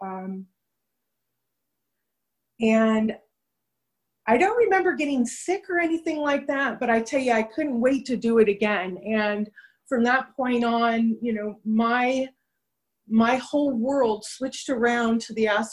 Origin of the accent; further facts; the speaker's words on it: Los Angeles, California, United States; I grew up in Venice Beach, California.